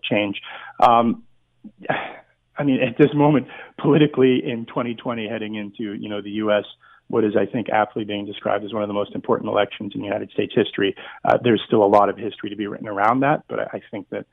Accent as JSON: {"language": "English", "town": "Burlington", "region": "Ontario", "country": "Canada", "tie": "born or raised there", "lives_now": "Toronto, Canada", "said": "where I grew up in Burlington, and where I am now in Toronto"}